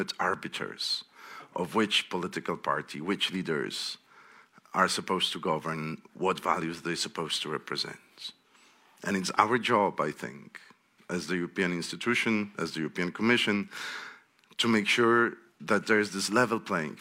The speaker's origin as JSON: {"language": "English", "country": "Poland", "said": "I'm from Poland"}